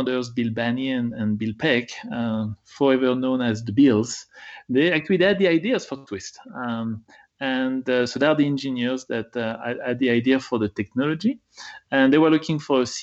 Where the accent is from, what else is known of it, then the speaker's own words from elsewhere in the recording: France; moved away as an adult; now in United States; I was born in France and I did my PhD in the US, so now I'm an American